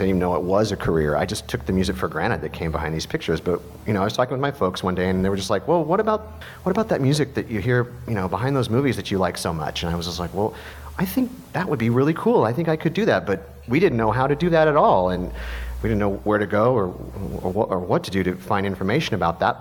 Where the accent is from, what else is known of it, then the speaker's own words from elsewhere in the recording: Missouri, United States; I grew up in Missouri